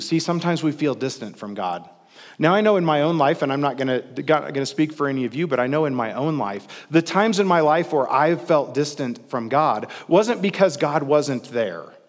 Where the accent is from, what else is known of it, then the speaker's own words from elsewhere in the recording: Midwest, United States; I'm from the Midwest, and we always say, "Like butter, baby." when things are smooth